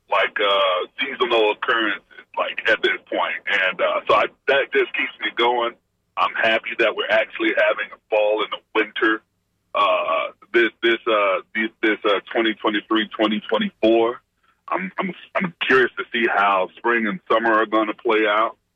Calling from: Brandon, Florida, United States; I'm calling from Brandon.

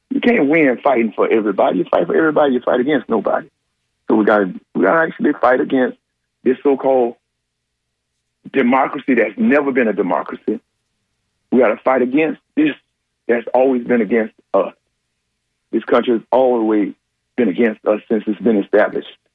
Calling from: Plant City, Florida, United States; Oh uh, yes … from Plant City.

